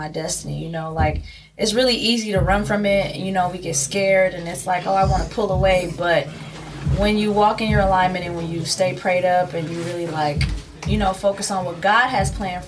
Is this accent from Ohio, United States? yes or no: yes; Cleveland, Ohio, United States; moved away as an adult; now in San Diego, United States; I'm from Cleveland, Ohio, 216. You know, I've been in San Diego since 2018